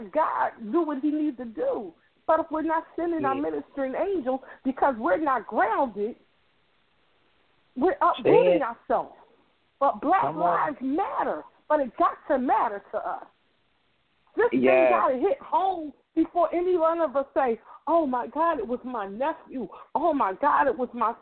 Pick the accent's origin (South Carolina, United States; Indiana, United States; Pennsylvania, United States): Pennsylvania, United States; Philadelphia; I grew up in Mount Airy. I raised kids in North Philly